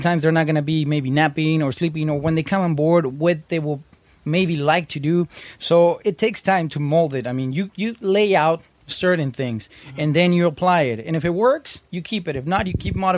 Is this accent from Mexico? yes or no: yes; Mexico; moved away; also born or lived in United States; I was born in the States, raised in Mexico.